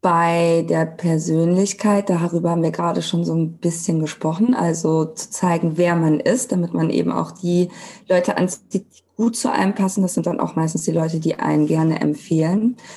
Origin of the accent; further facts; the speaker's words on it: Cologne, North Rhine-Westphalia, Germany; genau, ein Name, den man gut aussprechen kann. Und ich komme aus Köln, ich bin 33